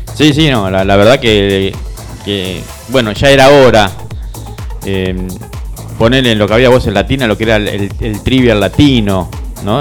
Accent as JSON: {"language": "Spanish", "town": "Rosario", "region": "Santa Fe", "country": "Argentina", "tie": "born or raised there", "also_born_or_lived": "Pérez", "said": "nacido y viví toda la vida en Rosario."}